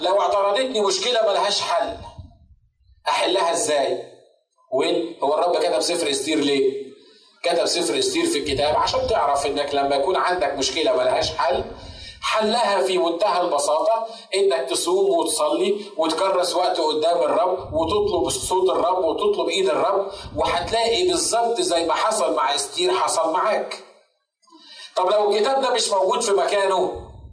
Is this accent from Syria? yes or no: no; Egypt; عندنا في مصر